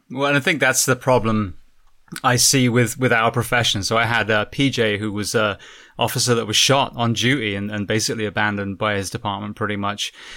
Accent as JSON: {"language": "English", "country": "United Kingdom", "said": "being British myself"}